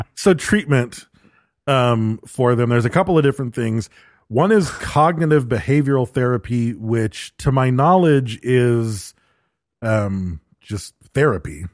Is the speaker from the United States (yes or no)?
yes; Michigan, United States; growing up in Michigan